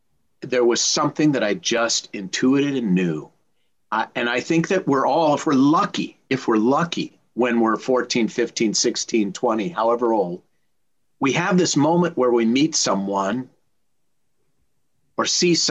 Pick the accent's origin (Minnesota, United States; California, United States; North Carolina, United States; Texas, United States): Minnesota, United States; now in Los Angeles, United States; I came from Minnesota. They were both raised in LA, but they both love hockey and they both love the Minnesota Vikings.